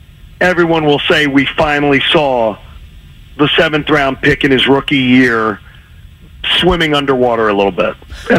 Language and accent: English; Philadelphia, Pennsylvania, United States; born or raised there; moved away as an adult